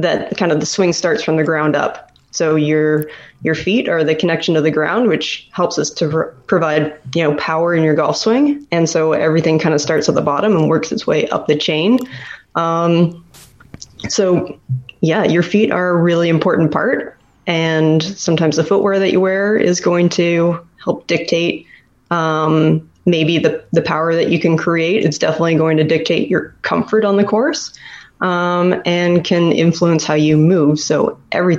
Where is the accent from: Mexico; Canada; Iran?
Canada; being a Canadian